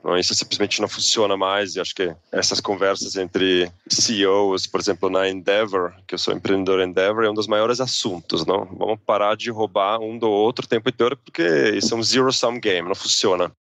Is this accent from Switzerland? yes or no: yes; Zurich, Switzerland; Portuguese is a second language; moved away as an adult; also born or lived in United States / England / New York; now in Brazil; sou suíço, sou de Zurique